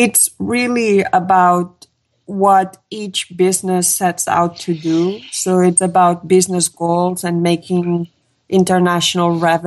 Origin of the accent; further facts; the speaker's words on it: Catalonia, Spain; now in California, United States; I am from Catalonia, which is a small, little, beautiful nation between France and Spain